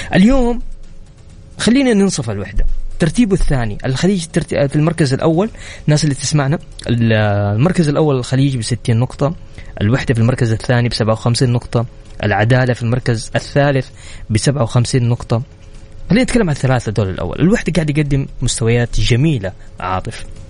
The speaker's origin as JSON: {"language": "Arabic", "town": "Mecca", "region": "Makkah Province", "country": "Saudi Arabia", "tie": "born or raised there", "said": "انا اليوم واحد من ابناء مكه تربيت في مكه"}